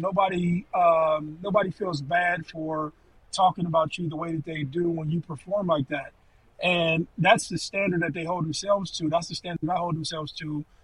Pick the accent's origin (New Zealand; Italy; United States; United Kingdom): United States; Ohio; We're from Ohio